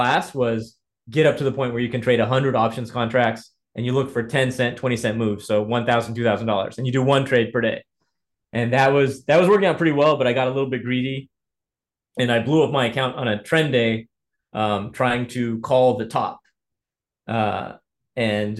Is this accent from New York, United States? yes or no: no; Indiana, United States; I grew up in Indiana. My family is of Ethiopian heritage